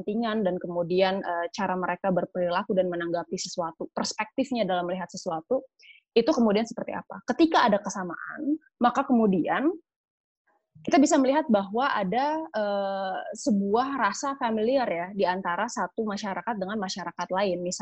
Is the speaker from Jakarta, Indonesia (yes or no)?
no; West Java, Indonesia; identitas saya sebagai orang Sunda misalnya itu lebih dekat dibandingkan misalnya sebagai orang Indonesia